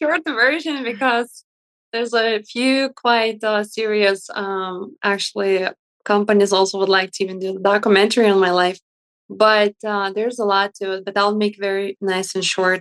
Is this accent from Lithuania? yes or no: yes; Lithuania; English is a second language; moved away as an adult; now in Chicago, United States; when I grew up in Lithuania, I was very raised strictly